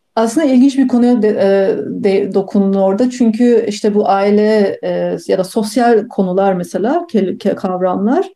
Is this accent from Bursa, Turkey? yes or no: yes; Bursa, Turkey; moved away as an adult; also born or lived in Munich, Germany / Pasadena, United States; Ben Almanya'nın Münih şehrinde doğdum. yaklaşık 3 yaşıma kadar oradaydım. Ama ondan sonra, e, 3 yaşımdan sonra ve bütün ondan sonraki öğrencilik, eğitim hayatım Türkiye'de, Bursa'da geçti